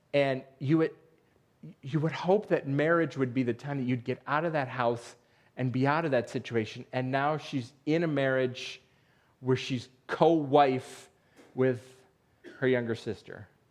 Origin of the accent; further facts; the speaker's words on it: Western New York, United States; moved away; I grew up in Western New York